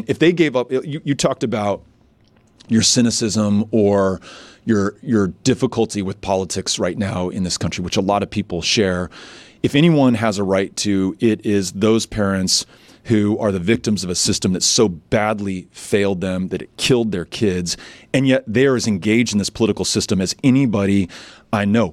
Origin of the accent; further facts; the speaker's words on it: El Paso, Texas, United States; also born or lived in New York; El Paso, you know, more than a quarter of those who live in my hometown were born somewhere else